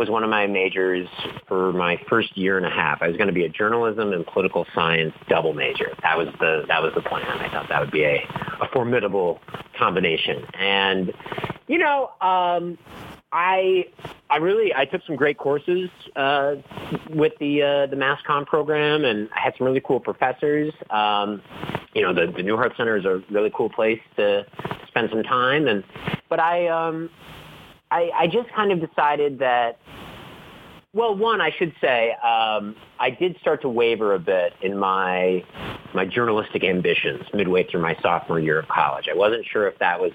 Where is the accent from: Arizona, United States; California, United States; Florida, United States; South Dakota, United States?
South Dakota, United States; Huron; moved away as an adult; now in New York City, United States; I had my own column in the daily newspaper in my hometown, Huron, the Huron Plainsman.